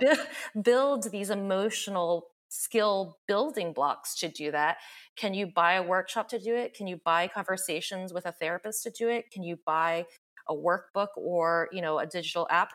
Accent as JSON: {"language": "English", "region": "the South", "country": "United States", "tie": "born or raised there", "said": "I grew up in the South"}